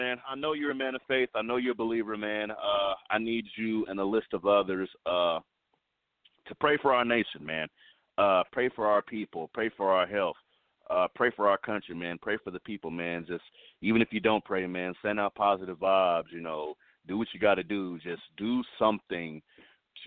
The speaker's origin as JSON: {"language": "English", "region": "the South", "country": "United States", "tie": "born or raised there", "said": "growing up in the South"}